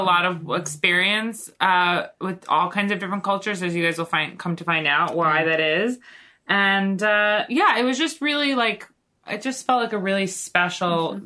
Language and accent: English; Long Island, New York, United States; I grew up on Long Island, but I've lived in New York for I don't know, 20 years after